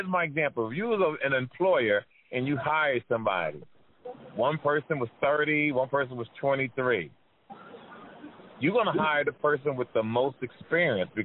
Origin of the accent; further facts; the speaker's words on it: Jersey City, New Jersey, United States; I grew up in that area. I'm from Jersey City.